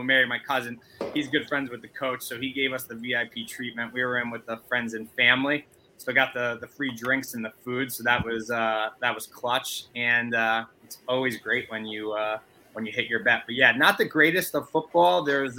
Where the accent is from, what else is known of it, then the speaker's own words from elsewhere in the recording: Hamden, Connecticut, United States; I grew up in Hamden, Connecticut, which is right next to New Haven where Yale is.